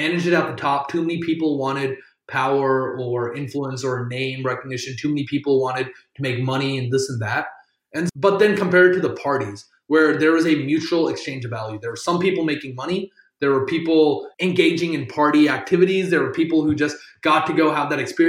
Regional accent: South Carolina, United States; first language Tamil; I'm from South Carolina. Being Indian in South Carolina

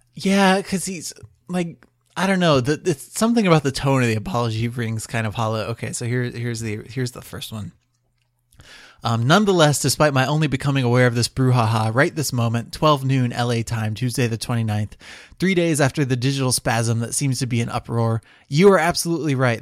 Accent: Ohio, United States; also born or lived in New Jersey; I'm from Ohio

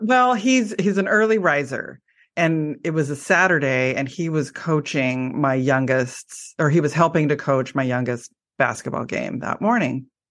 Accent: Portland, Oregon, United States; I live in Oregon and I am from the Portland area

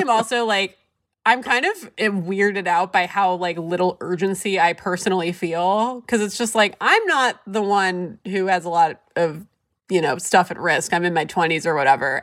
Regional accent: San Diego, California, United States; I grew up in San Diego, and there were definitely a lot of Mormons who went to my high school

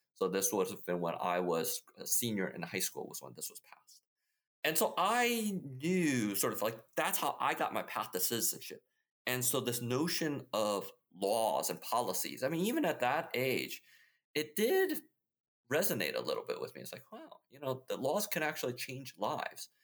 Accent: Midwest, United States; also born or lived in Taiwan; So I grew up in the Midwest, uh, and so in many ways, sort of, I had a very typical Midwestern upbringing

